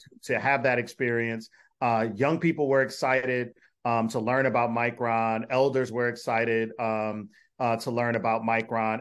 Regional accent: Detroit, Michigan, United States; moved away as an adult; also born or lived in Minnesota; now in Syracuse, United States; I am from Detroit, went to graduate school in Minnesota

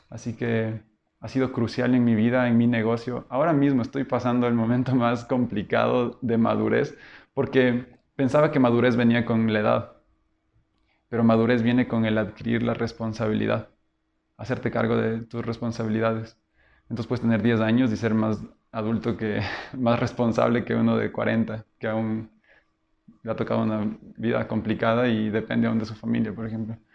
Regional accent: Quito, Pichincha, Ecuador; also born or lived in Loja; Todos somos quiteños y en ese momento todos debían volver a Quito.

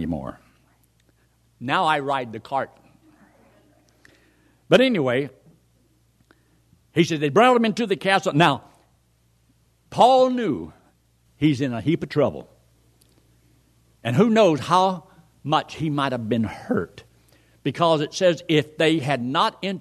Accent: Colorado, United States; I come from Colorado

